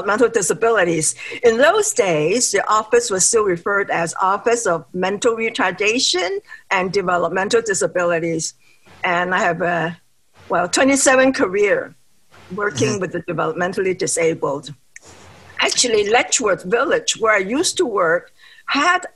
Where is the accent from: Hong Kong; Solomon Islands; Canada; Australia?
Hong Kong; moved away as an adult; also born or lived in New York City, United States; Hong Kong, where my original hometown is